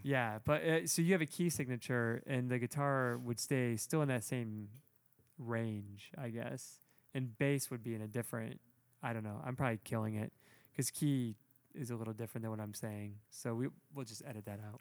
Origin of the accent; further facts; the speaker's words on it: Toledo, Ohio, United States; I'm from Toledo, the north